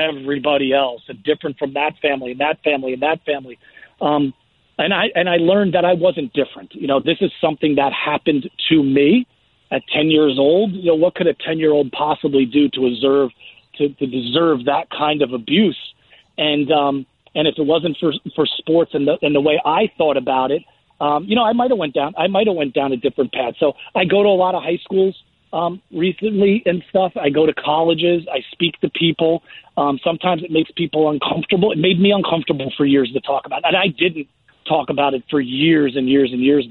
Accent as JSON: {"language": "English", "town": "Union Beach", "region": "New Jersey", "country": "United States", "tie": "born or raised there", "said": "When I grew up in Union Beach, New Jersey"}